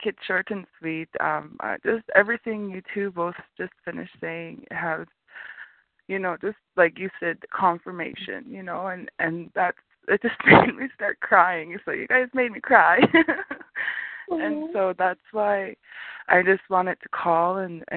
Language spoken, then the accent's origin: English; Blackfoot Confederacy, south of Calgary, Alberta, Canada; I'm from the Blackfoot, we call it Blackfoot Confederacy.